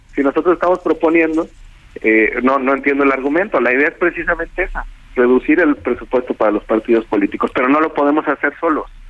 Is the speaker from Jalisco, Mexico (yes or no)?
yes; Jalisco, Mexico; yo soy de Jalisco